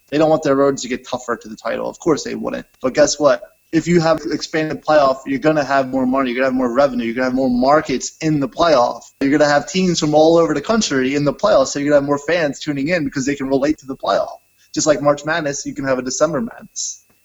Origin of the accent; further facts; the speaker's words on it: Newport, Delaware, United States; moved away as an adult; now in Boston, United States; I grew up in Newport, Delaware